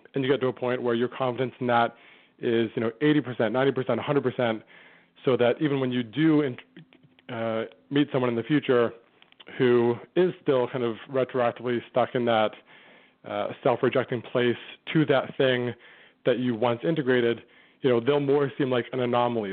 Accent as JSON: {"language": "English", "town": "Vancouver", "region": "British Columbia", "country": "Canada", "tie": "born or raised there", "said": "my hometown of Vancouver, Canada"}